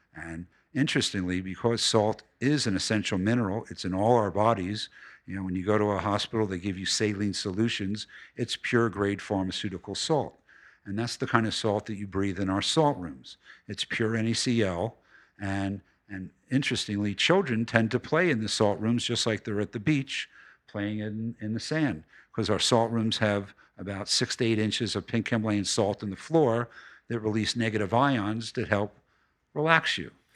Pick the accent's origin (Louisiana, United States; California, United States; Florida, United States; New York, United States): New York, United States; New York City; also born or lived in Philadelphia; I was born in Philadelphia, moved to New York City when I was eleven